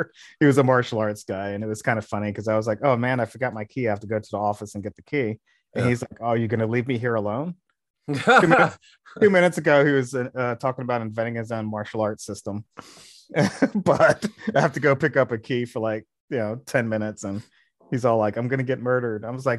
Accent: Delaware, United States; Because I grew up in Delaware, but my family in Jersey

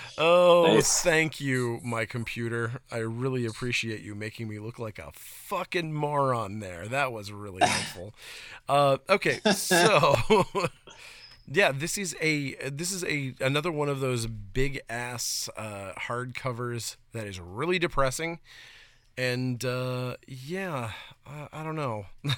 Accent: Maine, United States; If I remember properly from when I was growing up in Northern Maine.

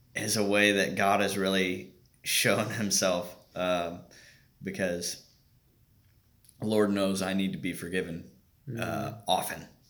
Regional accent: Bainbridge, Indiana, United States; I am from a, a small town out uh, west of Indianapolis, Bainbridge

